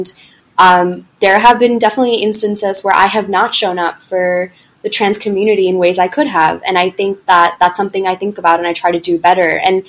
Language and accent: English; the South, United States; because I just had such bad experiences growing up in the South or whatever it might be